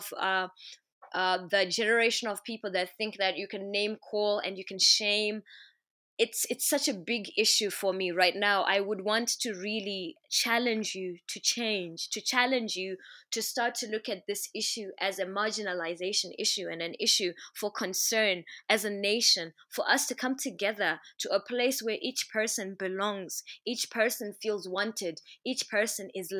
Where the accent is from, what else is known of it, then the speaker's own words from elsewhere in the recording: Zimbabwe; first language Shona; English is a second language; I am Shona. Why must I not speak my language as fully as I should accept English, which is what we've pushed in Zim so much